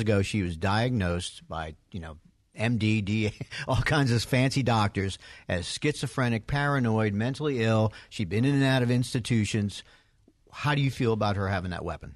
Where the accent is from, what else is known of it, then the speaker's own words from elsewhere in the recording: New York, United States; now in Atlanta, United States; I grew up in New York